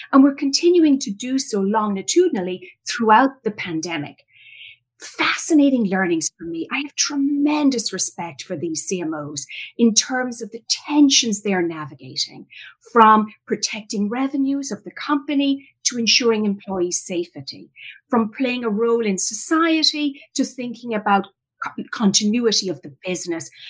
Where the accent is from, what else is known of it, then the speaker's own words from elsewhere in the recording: Ireland; moved away as an adult; now in United States; I was born and raised in Ireland, came to the United States after college